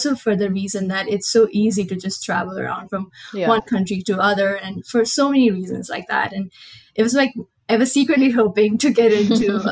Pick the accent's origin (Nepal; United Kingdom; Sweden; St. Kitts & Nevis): Nepal; moved away as an adult; now in Colorado, United States; I am from Nepal. It's a small country in South Asia.